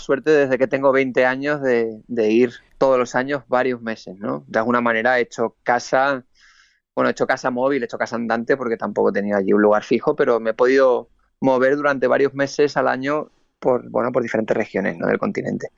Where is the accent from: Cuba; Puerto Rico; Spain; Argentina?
Spain